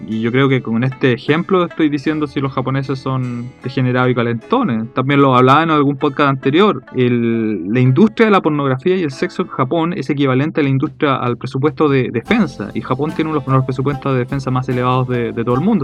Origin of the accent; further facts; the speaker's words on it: Chile; comemos empanadas los chilenos